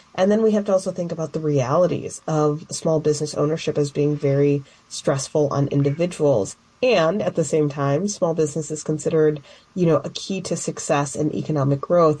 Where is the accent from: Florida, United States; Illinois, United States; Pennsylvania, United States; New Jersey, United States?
Illinois, United States; Chicago; growing up in Chicago